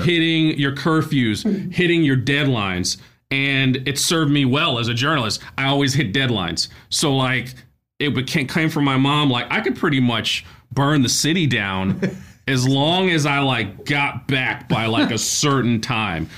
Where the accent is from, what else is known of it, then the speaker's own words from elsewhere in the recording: New York City, New York, United States; a kid growing up in Brooklyn